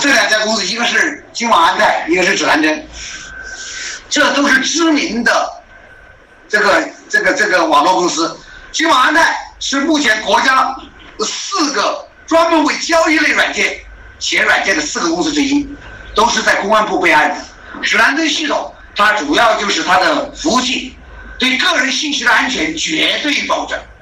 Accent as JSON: {"language": "Chinese", "region": "Hubei", "country": "China", "said": "我们湖北人"}